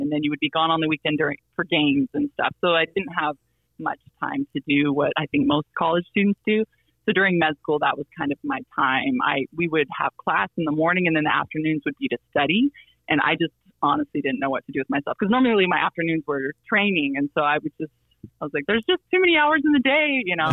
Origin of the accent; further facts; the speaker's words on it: Silver City, New Mexico, United States; moved away; my hometown uh, in New Mexico, Silver City, New Mexico